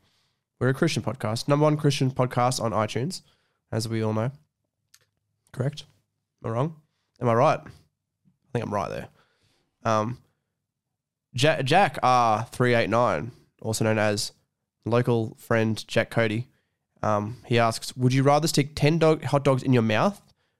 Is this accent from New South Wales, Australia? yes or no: yes; Mudgee, New South Wales, Australia; Every time I come from Mudgee to Scone, I bring a bottle of water with me and I drink it on the way